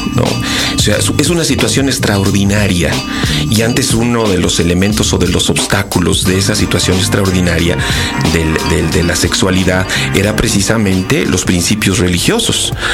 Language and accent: Spanish; Querétaro, Mexico; soy queretano